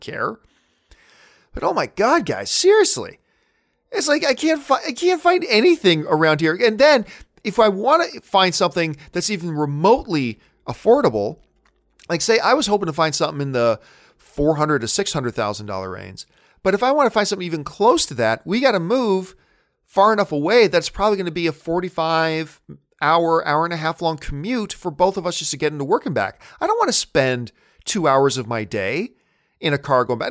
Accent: Hamilton, Ontario, Canada; moved away as an adult; now in Burbank, United States; I'm a Canadian kid coming from Hamilton, Ontario, Canada

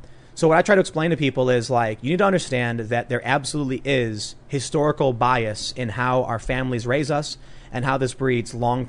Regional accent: Chicago, Illinois, United States; moved away; growing up on the South Side with all of these different people

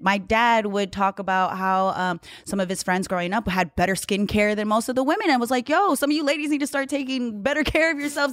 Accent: Hawaii, United States; I grew up in Hawaii

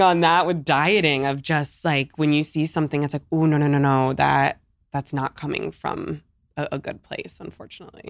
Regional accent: Pittsburgh, Pennsylvania, United States; moved away as an adult; also born or lived in Hoboken, New Jersey; now in Ponte Vedra Beach, United States; I grew up my whole life in Pittsburgh, P

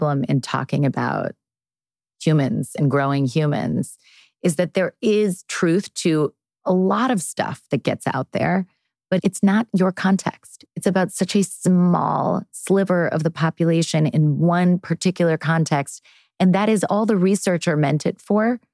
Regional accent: East Coast, United States; now in California, United States; I grew up on the East Coast

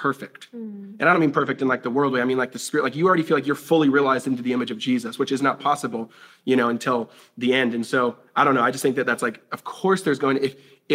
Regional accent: Tacoma, Seattle, Washington, United States; I was born in Seattle, Washington, or we were born in Tacoma, Seattle, Washington, where it's like, you know, the stuff that you go to on the field trips that's really old is like 70 years old

